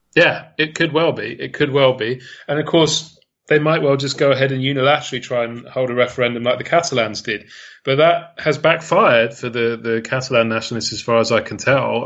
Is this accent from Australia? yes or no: no; United Kingdom; I'm Brit, I'm a Brit